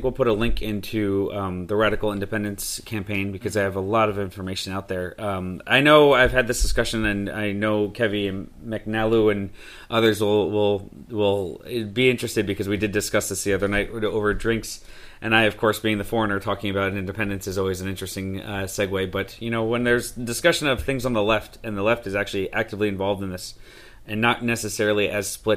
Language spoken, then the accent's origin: English; United States; also born or lived in Mexico City; I'm American